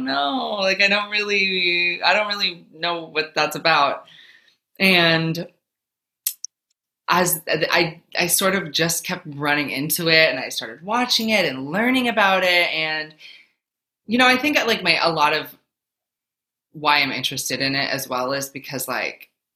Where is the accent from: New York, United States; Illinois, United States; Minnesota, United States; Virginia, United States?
Minnesota, United States; moved away as an adult; now in New Jersey, United States; I'm currently in New Jersey, but I'm originally from Minnesota.